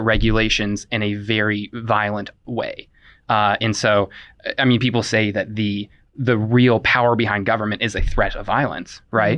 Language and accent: English; Indiana, United States; I'm from Indiana, but I don't call myself a Hoosier